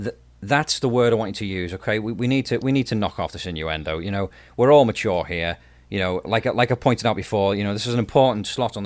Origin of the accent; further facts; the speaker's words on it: Stoke-on-Trent, West Midlands, United Kingdom; And that's a classic song from my hometown of Stoke-on-Trent in the UK.